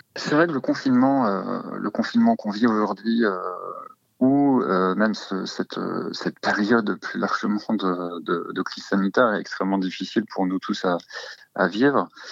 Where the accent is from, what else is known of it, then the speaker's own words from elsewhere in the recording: Normandy, France; je, suis euh, normand et là où j'ai grandi